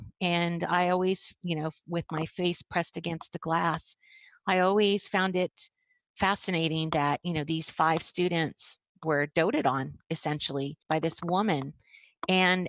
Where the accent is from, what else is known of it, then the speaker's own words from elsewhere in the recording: Phoenix, Arizona, United States; I grew up in Phoenix, Arizona, on the west side of Phoenix